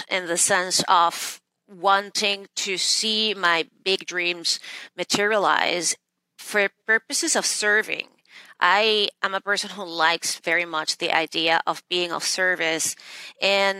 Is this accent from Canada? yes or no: no; Venezuela; moved away as an adult; now in New York City, United States; I was born and raised in Venezuela, and I moved to the States in the late 90s to attend Harvard Law School